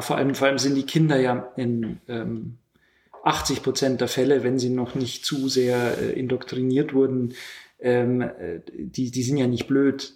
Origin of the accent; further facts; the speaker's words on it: Lower Bavaria, Germany; moved away; also born or lived in Munich; aus Niederbayern